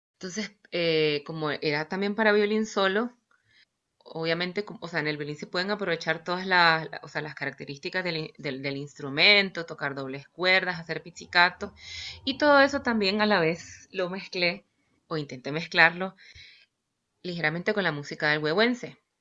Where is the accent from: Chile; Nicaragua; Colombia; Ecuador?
Nicaragua; Managua; yo soy de Nicaragua eh, y soy de Managua. Estudié en Managua